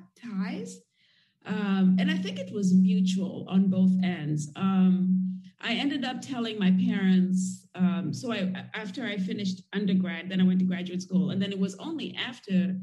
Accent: Nairobi, Kenya; moved away as an adult; also born or lived in United States; I grew up in Kenya and in Nairobi, as I mentioned earlier, and it's not a very open society

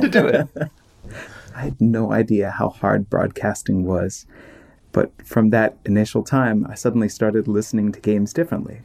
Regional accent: Maryland, United States; also born or lived in Washington, D.C.; I was born in Washington, D.C., and I grew up in Maryland

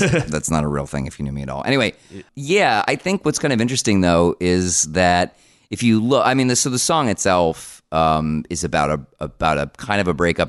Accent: Paramus, New Jersey, United States; I grew up around Paramus, which is in Bergen County

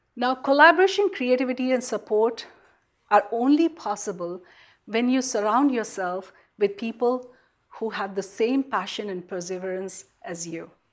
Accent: India; moved away as an adult; now in United States; growing up in India

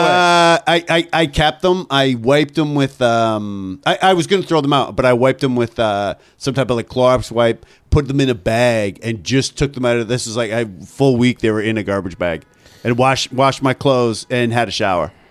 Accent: Ontario, Canada; also born or lived in Vancouver; now in New York, United States; I'm from, uh, Ontario

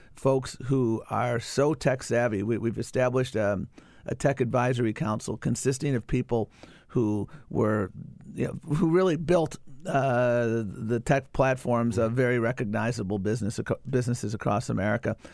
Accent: Buffalo, New York, United States; I grew up in Buffalo, New York.

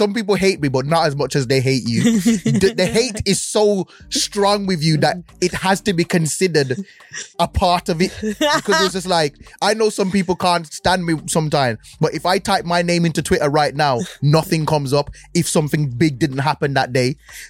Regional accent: Birmingham, West Midlands, United Kingdom; I'm from Birmingham

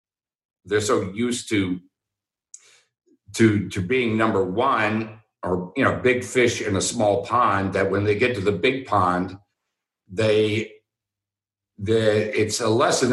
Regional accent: Houston, Texas, United States; University of Houston, and I went there because I grew up in Houston

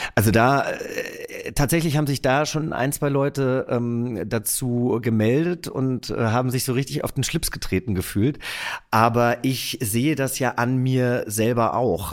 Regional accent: near Giessen, Hesse, Germany; Ich bin ja in der Nähe von Gießen groß geworden

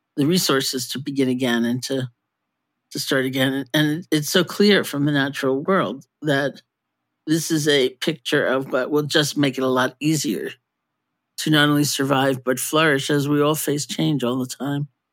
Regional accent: New York City, New York, United States; I grew up in New York City too

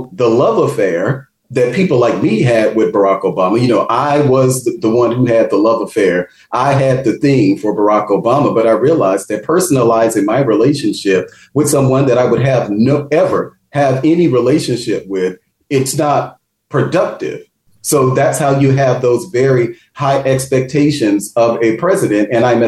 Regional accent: Mississippi, United States; Definitely in Mississippi. I've had the opportunity to meet with people like my home state senator, Senator Hyde Smith.

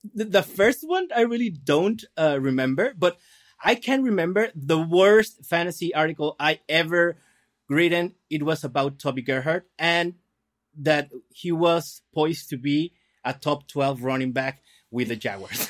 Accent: Guadalajara, Jalisco, Mexico; now in Mexicali, Mexico; I'm from Guadalajara. That's, like, center of, of the country.

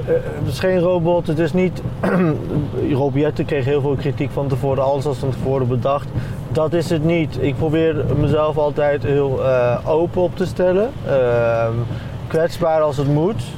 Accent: Deventer, Overijssel, Netherlands; Ik ben in Deventer geboren en getogen, gewoon het ziekenhuis hier

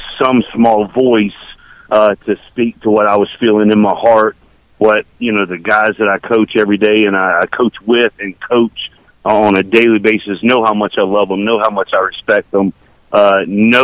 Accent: Decatur, Georgia, United States; Born and raised in Decatur, born at the Cab Memorial Hospital, which is literally 8 miles from my office at Georgia Tech

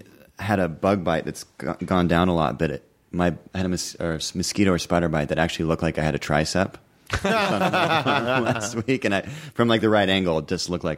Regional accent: Pacific Northwest, United States; moved away; I grew up in the Northwest.

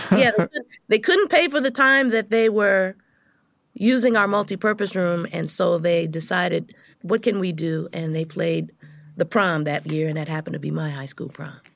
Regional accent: Los Angeles, California, United States; I grew up in South Central L

